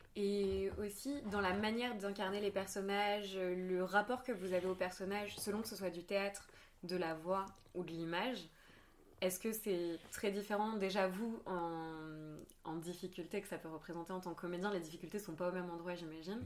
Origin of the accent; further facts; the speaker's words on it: Marseille, Provence-Alpes-Côte d'Azur, France; j'ai grandi à Marseille